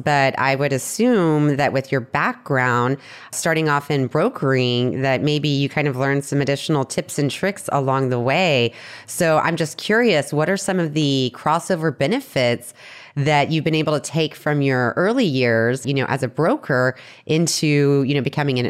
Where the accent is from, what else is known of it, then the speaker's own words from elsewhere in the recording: San Antonio, Texas, United States; now in Boston, United States; San Antonio.